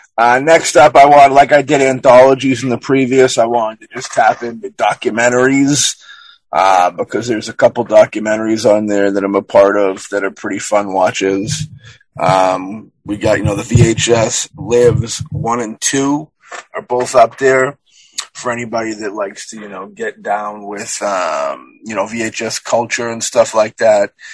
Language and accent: English; United States; we're from America